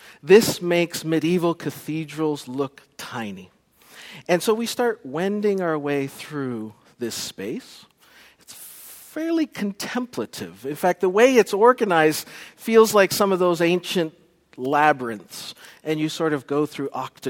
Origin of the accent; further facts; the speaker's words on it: Canada; Special shout out to Canada, my compatriots back in Canada. I apologize that I have lost my accent.